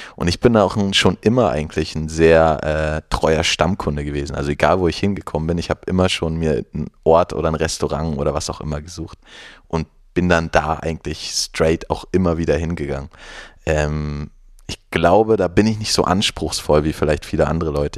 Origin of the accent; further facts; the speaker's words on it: Mecklenburg-Vorpommern, Germany; ich bin in einer kleinen Stadt ähm, aufgewachsen in Mecklenburg-Vorpommern